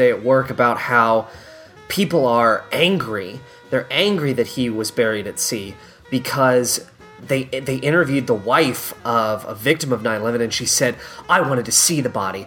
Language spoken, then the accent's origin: English; Owensboro, Kentucky, United States; I was born in Owensboro, Kentucky